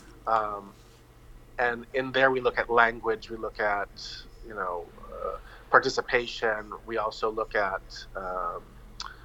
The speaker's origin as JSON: {"language": "English", "region": "Northern New Hampshire", "country": "United States", "moved": "as an adult", "lives_now": "Vanuatu", "said": "I'm from the United States. I now have dual citizenship in Vanuatu. And I've been here for almost 20 years now. Vanuatu is home to me, as is Northern New Hampshire."}